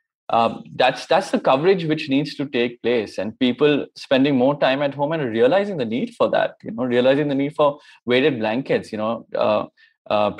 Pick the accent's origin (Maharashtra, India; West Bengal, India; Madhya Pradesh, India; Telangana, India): West Bengal, India; Kolkata; also born or lived in United States; I'm from Calcutta, came back here